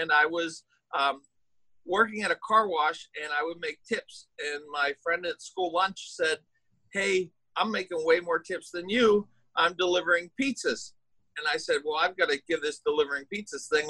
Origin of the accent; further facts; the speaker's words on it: Pittsburgh, Pennsylvania, United States; I grew up in Pittsburgh, Pennsylvania, which is on the east coast of the United States